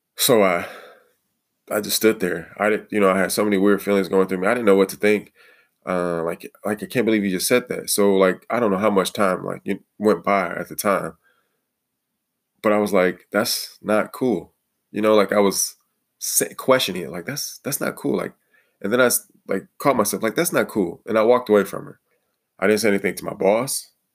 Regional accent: Detroit, Michigan, United States; moved away; also born or lived in Toledo, Ohio; I grew up in the Detroit area.

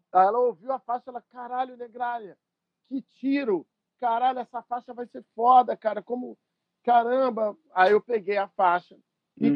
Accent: São Paulo, Brazil; moved away as an adult; also born or lived in São Bernardo do Campo; now in Rio de Janeiro, Brazil; eu sou de São Paulo

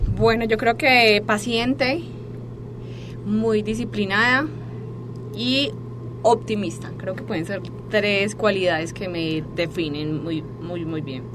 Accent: Medellín, Antioquia, Colombia; moved away as an adult; now in Mexico; yo soy de Colombia

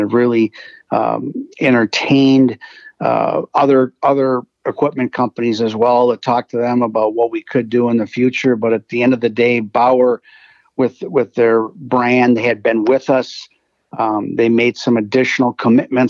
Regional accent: St. Paul, Minnesota, United States; I'm from St. Paul, Minnesota.

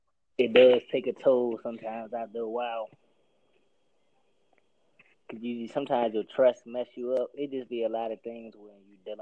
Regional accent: Washington, District of Columbia, United States; I'm from Washington, D.C.

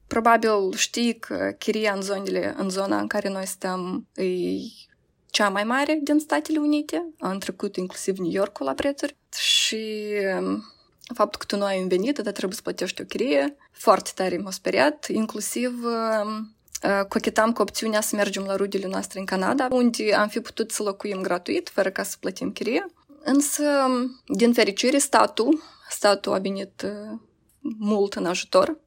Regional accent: Moldova; moved away as an adult; eu vin din Moldova

